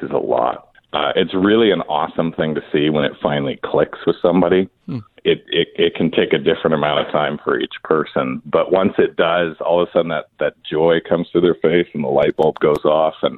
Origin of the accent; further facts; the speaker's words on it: Ventura, California, United States; I've been a lifer here in Ventura. I was born here